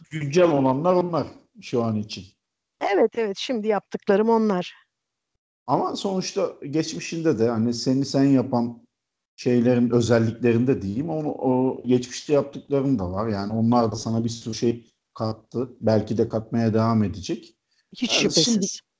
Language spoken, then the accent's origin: Turkish; İzmir, Turkey; now in Istanbul, Turkey; Ee, İzmirliyim, İstanbul'da yaşıyorum.